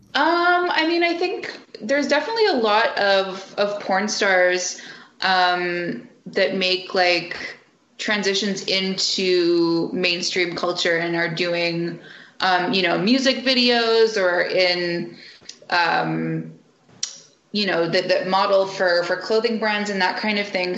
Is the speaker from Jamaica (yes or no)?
no; Canada; I'm a Canadian